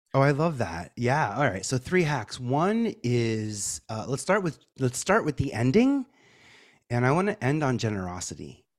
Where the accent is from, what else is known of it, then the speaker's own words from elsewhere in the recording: New York City, New York, United States; I'm from Staten Island